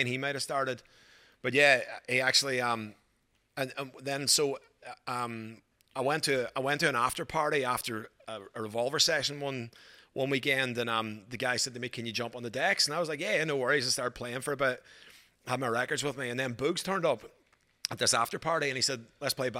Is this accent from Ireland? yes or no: yes; Ireland; moved away as an adult; also born or lived in Glasgow, Scotland; now in Australia; I grew up in Ireland till I was 18. Then I went to university in Glasgow in Scotland.